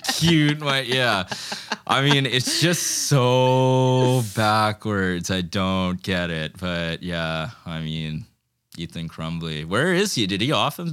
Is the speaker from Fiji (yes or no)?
yes; Fiji; I'm from Fiji